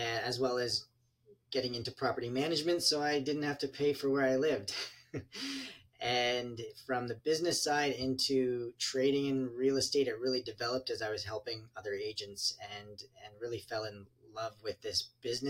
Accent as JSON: {"language": "English", "town": "London", "region": "Ontario", "country": "Canada", "said": "I'm from London, Ontario, Canada, which is exactly halfway between Detroit and Toronto"}